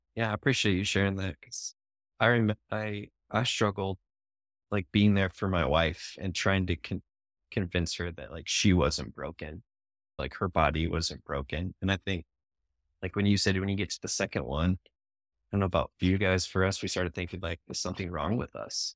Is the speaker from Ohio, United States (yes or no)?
yes; Ohio, United States; moved away as an adult; now in Indianapolis, United States; I grew up in Ohio